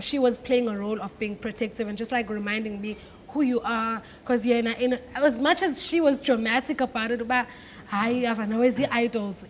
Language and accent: English; Cape Town, Western Cape, South Africa; I grew up in Cape Town, born and bred in Cape Town